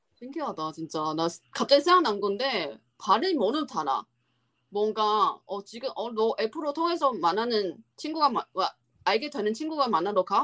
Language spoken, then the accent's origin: Korean; Taiwan; Korean is a second language; moved away; 우리나라 그 대만